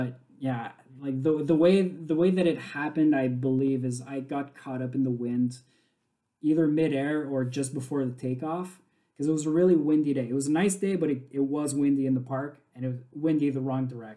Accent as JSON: {"language": "English", "town": "Montreal", "region": "Quebec", "country": "Canada", "tie": "born or raised there", "said": "born and raised in Montreal"}